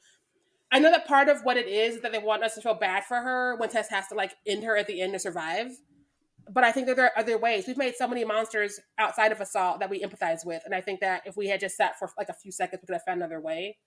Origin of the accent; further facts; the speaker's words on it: Missouri, United States; I am from Missouri